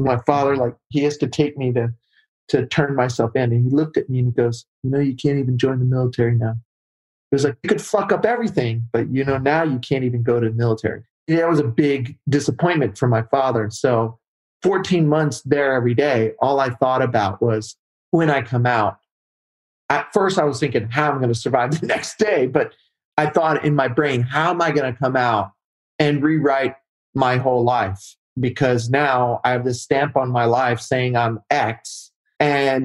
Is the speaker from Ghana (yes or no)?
no; Arkansas, United States; I grew up in Arkansas.